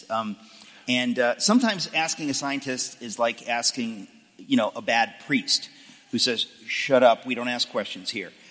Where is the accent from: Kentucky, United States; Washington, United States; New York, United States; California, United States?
Washington, United States; Seattle; moved away as an adult; also born or lived in Dallas; I grew up in the Northwest, uh, Seattle